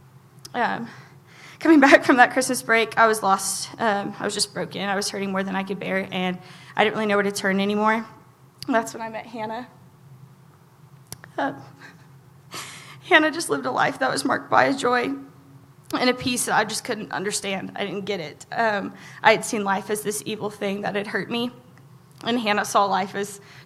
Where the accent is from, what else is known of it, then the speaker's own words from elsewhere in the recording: Oklahoma, United States; I grew up in Ebbin, Oklahoma.